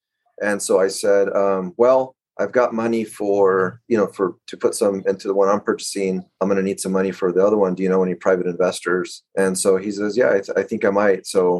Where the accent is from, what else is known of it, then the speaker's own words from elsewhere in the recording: Fresno, California, United States; I am from the Central Valley in California, in, near Fresno.